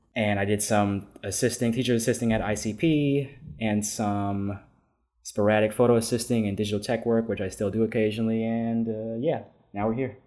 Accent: New York City, New York, United States; I was born and raised in New York City, uh, specifically in Harlem.

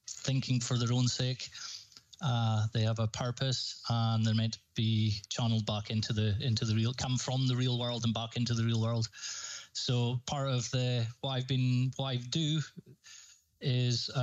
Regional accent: Highlands, Scotland, United Kingdom; If people haven't noticed my voice, I'm from Scotland. I'm from the Highlands in Scotland.

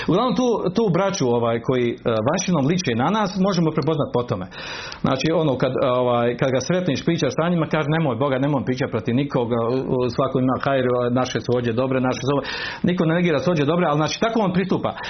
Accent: Bosnia & Herzegovina; kod nas u Bosni

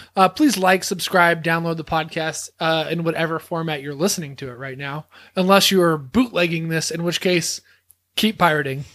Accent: Texas, United States; moved away as an adult; now in Oklahoma, United States; I'm from Texas

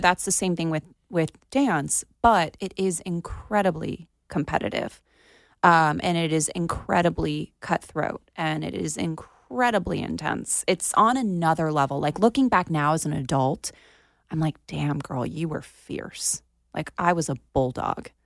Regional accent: Plantation, Florida, United States; my hometown in Plantation

